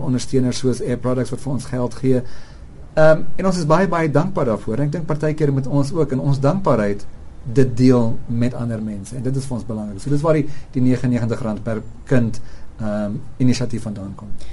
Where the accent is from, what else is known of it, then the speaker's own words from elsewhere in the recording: South Africans and Gautengers, South Africa; ons as Suid-Afrikaners en Gautengers